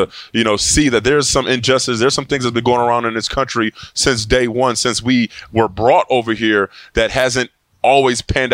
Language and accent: English; Buffalo, New York, United States; I'm from Buffalo, New York.